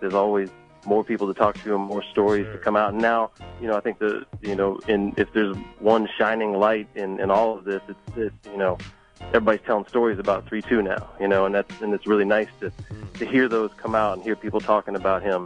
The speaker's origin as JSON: {"language": "English", "town": "Galveston", "region": "Texas", "country": "United States", "also_born_or_lived": "Houston", "said": "I'm from Galveston"}